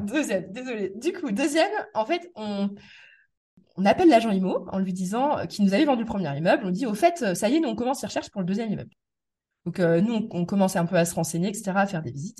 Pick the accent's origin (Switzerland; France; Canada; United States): France; Metz, Grand Est; moved away as an adult; also born or lived in Paris; je suis né à Metz, j'ai grandi à Metz, mais après moi j'ai vécu quand même peut-être 10 euh, ans en Paris, région parisienne.